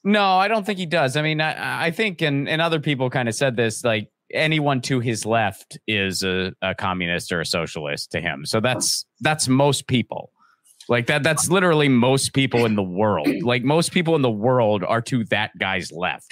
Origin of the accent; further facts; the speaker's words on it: Western Pennsylvania, United States; in my neighborhood where I grew up in Western Pennsylvania